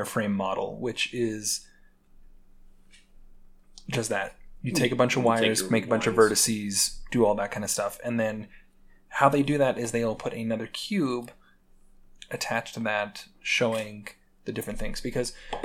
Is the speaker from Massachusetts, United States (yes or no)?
no; Utah, United States; I grew up in Utah